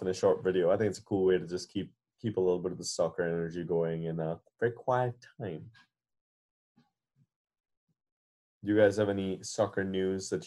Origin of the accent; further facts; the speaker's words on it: India; I as an Indian